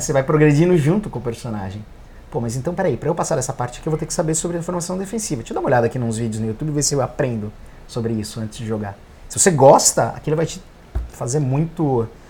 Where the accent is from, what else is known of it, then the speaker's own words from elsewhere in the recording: Brazil; Como brasileiro